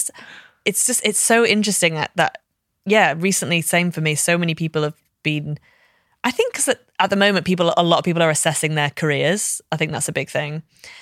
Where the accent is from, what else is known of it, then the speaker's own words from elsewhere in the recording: Liverpool, North West England, United Kingdom; Like, I can say I'm actually from Liverpool. I don't sound like it, but I am from here.